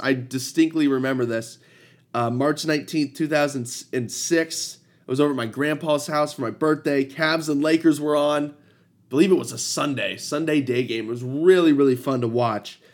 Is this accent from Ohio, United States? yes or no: yes; Ohio, United States; I'm from Ohio.